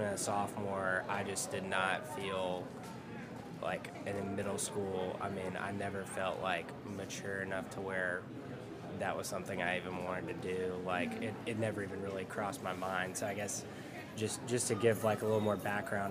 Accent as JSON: {"language": "English", "town": "Memphis", "region": "Tennessee", "country": "United States", "tie": "born or raised there", "also_born_or_lived": "Oxford, Mississippi", "moved": "as an adult", "said": "I'm from Memphis. I went to ECS, so it's like a private Christian school in Memphis. Went there all the way through"}